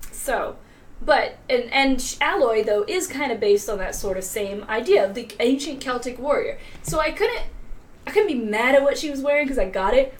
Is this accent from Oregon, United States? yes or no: no; Virginia, United States; I am from Virginia as well. Uh, five years in Richmond